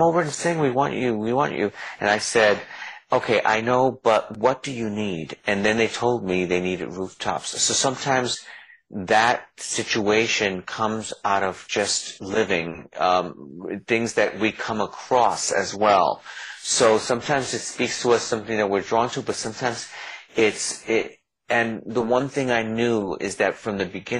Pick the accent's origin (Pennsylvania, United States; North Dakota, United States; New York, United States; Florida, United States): New York, United States; New York City; also born or lived in New Jersey; now in Los Angeles, United States; I was born in the Bronx in the ghetto, and I was really poor.